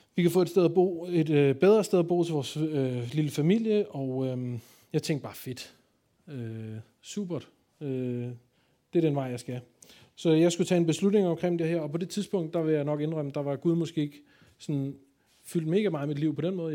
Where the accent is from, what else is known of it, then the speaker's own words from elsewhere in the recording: Copenhagen, Capital Region of Denmark, Denmark; jeg kommer jo fra København